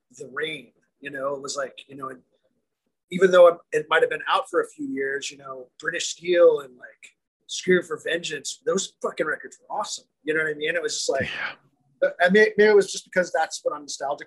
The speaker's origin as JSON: {"language": "English", "region": "Louisiana", "country": "United States", "said": "I'm from Louisiana"}